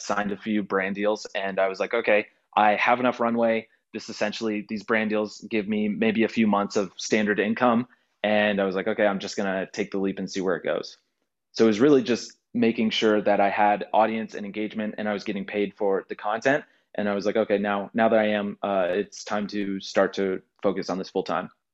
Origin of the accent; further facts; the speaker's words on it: Houston, Texas, United States; I grew up in Houston near the NASA Space Center.